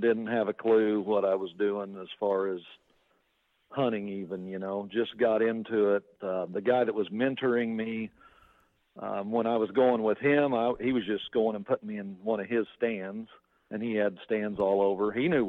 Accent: Kansas, United States; And in Kansas, so I grew up in Kansas.

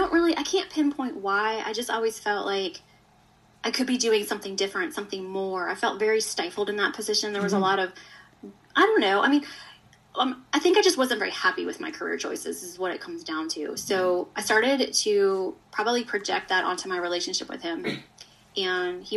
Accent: Richmond, Virginia, United States; moved away as an adult; also born or lived in Atlanta, Georgia; I'm from Richmond, Virginia. I moved to Atlanta

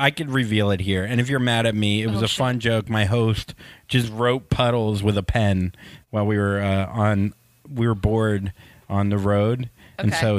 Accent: the South, United States; So, and you're from the South. I'm also from the South.

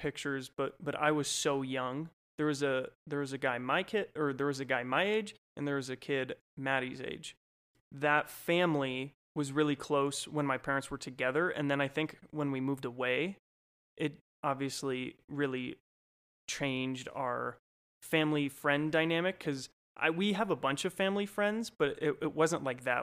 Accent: Golden, Colorado, United States; also born or lived in California / Idaho / Minnesota; I grew up totally from Colorado in a small town called Golden, was where I primarily grew up

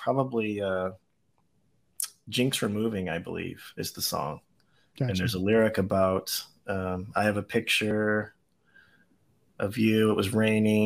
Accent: Beaumont, Texas, United States; moved away as an adult; now in Austin, United States; I was born down in Beaumont, Texas, so southeast Texas, down on the Louisiana border.

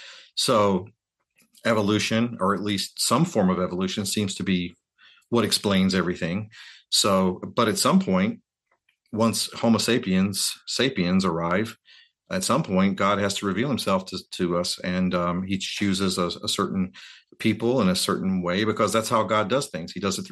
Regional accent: North Carolina, United States; if you're a kid like me growing up in North Carolina, you know, your world is pretty limited, you know, in scope.

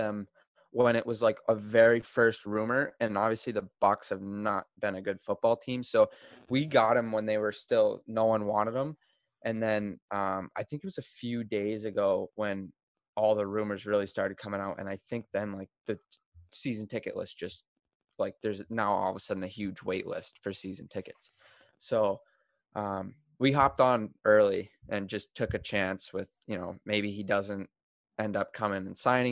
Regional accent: New England, United States; now in Florida, United States; growing up in New England, going to school, playing hockey there

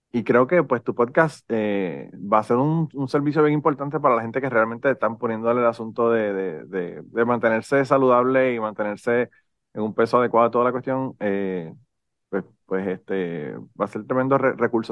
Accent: Puerto Rico; yo soy boricua

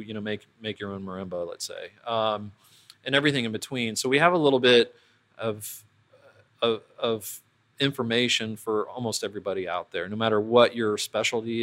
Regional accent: Columbus, Ohio, United States; I grew up in Columbus.

